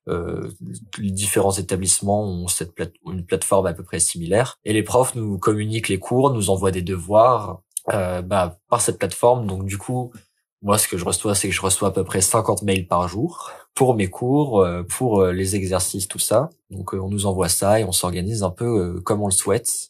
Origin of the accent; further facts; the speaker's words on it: Lille, Hauts-de-France, France; je suis lillois